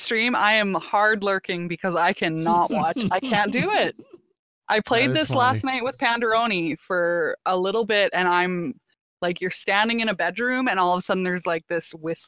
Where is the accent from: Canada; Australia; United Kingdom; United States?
Canada; As a Canadian